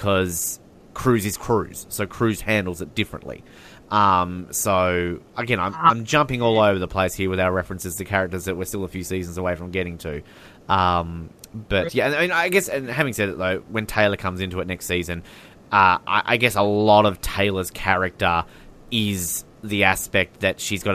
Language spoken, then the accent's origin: English; Australia; as an Australian.